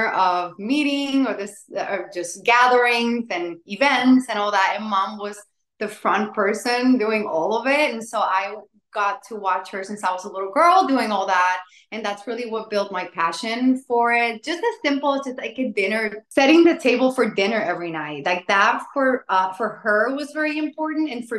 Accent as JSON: {"language": "English", "town": "San Juan", "country": "Puerto Rico", "tie": "born or raised there", "moved": "yes", "lives_now": "Central Florida, United States", "said": "I was born and raised in San Juan, Puerto Rico."}